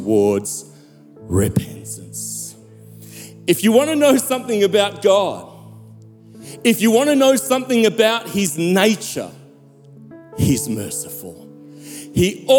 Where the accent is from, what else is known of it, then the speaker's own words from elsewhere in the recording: South Africa; Growing up in South Africa